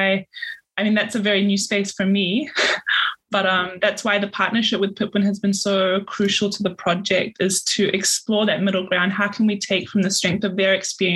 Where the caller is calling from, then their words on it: Logan, Queensland, Australia; I'm calling in from Yagara and Yagambe language speaking country here in Logan